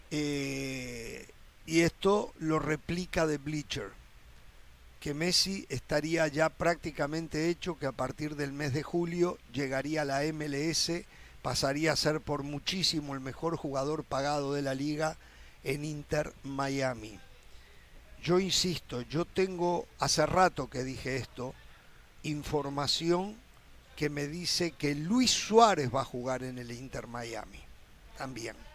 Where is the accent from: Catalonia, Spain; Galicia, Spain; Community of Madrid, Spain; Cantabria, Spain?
Cantabria, Spain; Torrelavega; Yo soy de, Sa de Torlavega, Cantabria.